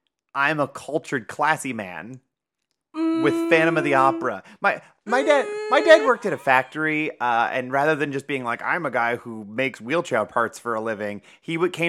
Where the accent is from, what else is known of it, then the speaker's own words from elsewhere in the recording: Ohio, United States; It's devoid of an accent because we're from Ohio.